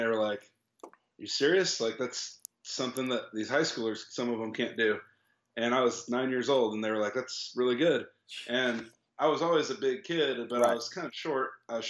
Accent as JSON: {"language": "English", "town": "Topeka", "region": "Kansas", "country": "United States", "tie": "born or raised there", "said": "I was 9 years old, and I was at a football camp at a high school in my hometown in Topeka."}